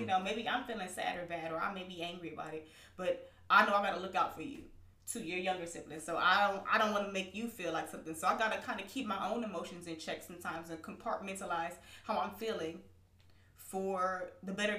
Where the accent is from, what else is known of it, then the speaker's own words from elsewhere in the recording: Southern California, United States; us all growing up in Southern California